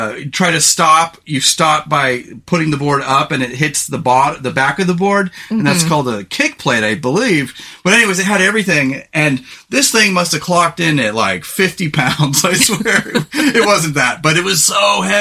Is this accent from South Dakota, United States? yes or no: no; California, United States; moved away as an adult; also born or lived in Salt Lake City, Utah; growing up in California